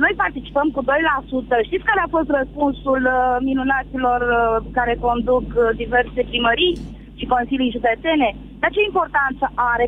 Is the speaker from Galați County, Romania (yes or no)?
yes; Galați, Galați County, Romania; eu nu sunt din Craiova, sunt din Galați